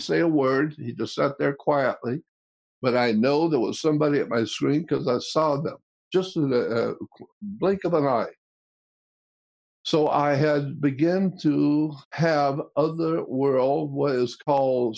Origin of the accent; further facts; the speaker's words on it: Pensacola, Florida, United States; We had a ghoul come into our town in Pensacola